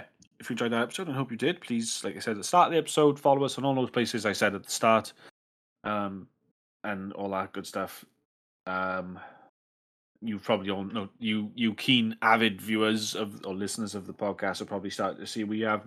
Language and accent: English; Wales, United Kingdom; I'm Welsh, not British